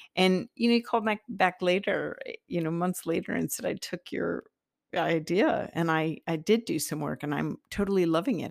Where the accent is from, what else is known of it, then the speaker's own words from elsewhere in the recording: Iowa, United States; I'm from Iowa, the Iowa soil